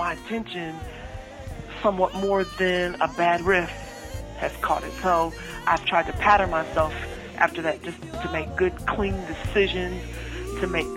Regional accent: Columbus, Ohio, United States; That is exactly where I was born and raised. That's Buckeye country.

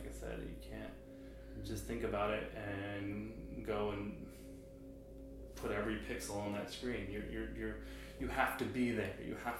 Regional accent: New York, United States; now in Norwalk, United States; I'm from upstate New York, but I've lived all over the place. But now I live in Norwalk, Connecticut.

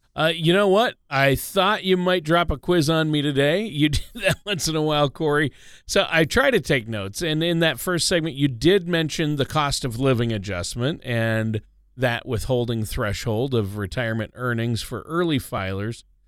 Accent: Minnesota, United States; I grew up in Minnesota

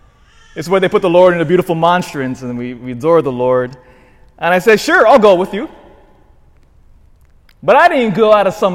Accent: Elk Grove, California, United States; also born or lived in Hawaii / Philippines (ancestry); now in Vacaville, United States; I grew up in Elk Grove. That's where I went to high school, did all my education, and then I went to college, in fact, at UC Davis.

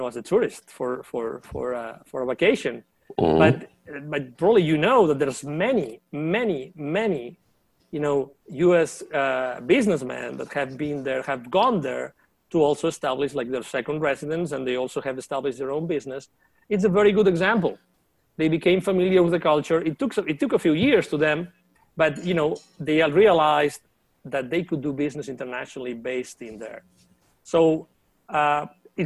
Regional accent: near Barcelona, Catalonia, Spain; moved away as an adult; also born or lived in Latin America; I was born in near Barcelona, and my mom was a teacher

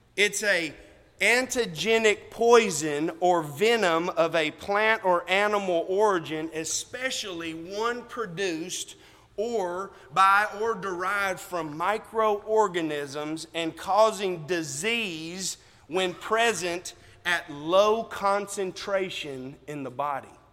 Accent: United States; we are American

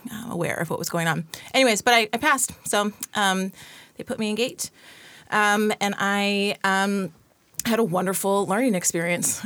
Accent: San Bernardino, California, United States; I was born and raised in San Bernardino, California.

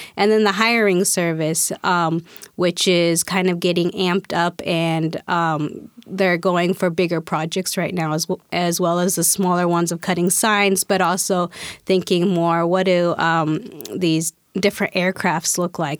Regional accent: Spokane, Washington, United States; also born or lived in Guatemala; I was adopted, um, by family in Spokane, Washington

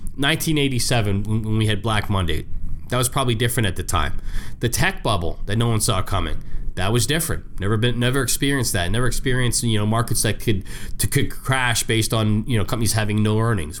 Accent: Canada; I'm, I'm Canadian. You know, I was born Canadian

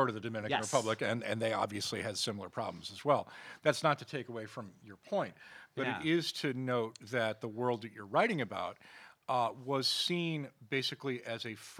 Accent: Scotland, United Kingdom; now in United States; And what's interesting is that while we in America, we are an immigrant nation, you know, I came here from Scotland, you know, you you know, are Latino and Jewish, you know what I mean?

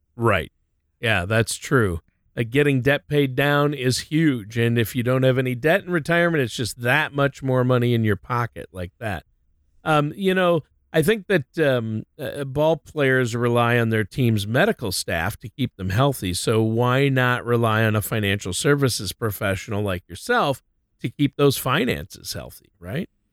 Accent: Minnesota, United States; moved away as an adult; also born or lived in Southern California / Nashville, Tennessee; my wife and I lived there, but we're both from Minnesota, so we ended up moving back there

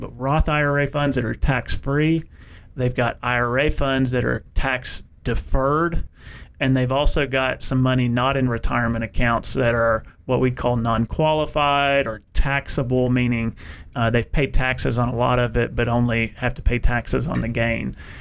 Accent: United States; now in Knoxville, United States; where I grew up in Bowling Green, Kentucky

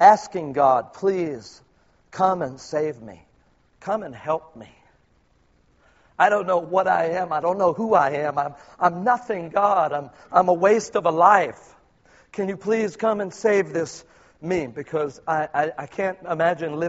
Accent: Philippines; I'm truly a Filipino

